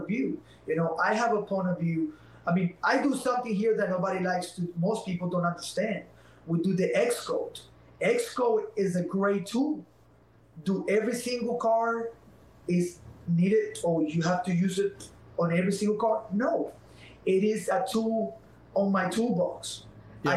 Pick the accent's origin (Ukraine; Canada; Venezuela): Venezuela; English is a second language; now in United States; I'm not Mexican. I'm from Venezuela.